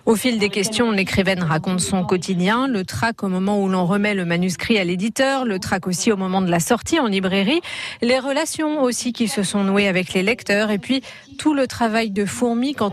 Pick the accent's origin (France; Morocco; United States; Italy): France; Hauts-de-France; On vient du Nord tous les deux. Vraiment, ça c'est particulier le Nord.